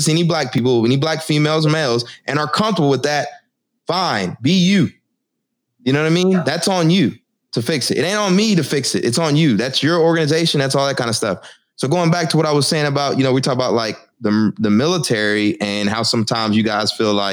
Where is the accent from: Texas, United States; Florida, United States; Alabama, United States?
Texas, United States; now in Newark, United States; I'm from Texas. I live in Newark now